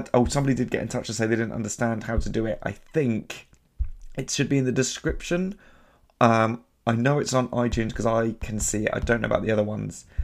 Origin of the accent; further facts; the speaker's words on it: United Kingdom; I didn't grow up in a city, but I grew up near London